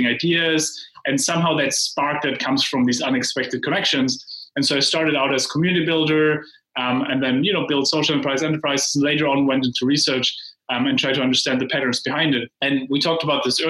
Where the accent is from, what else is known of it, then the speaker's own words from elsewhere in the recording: Heidelberg, Baden-Württemberg, Germany; moved away; In Heidelberg, Germany.